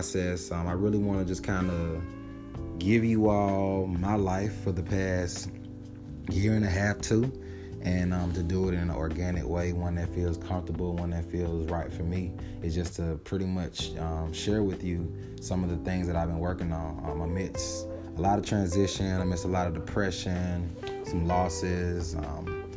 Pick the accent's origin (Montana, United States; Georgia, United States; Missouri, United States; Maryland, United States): Georgia, United States; Atlanta; me being born and raised in Atlanta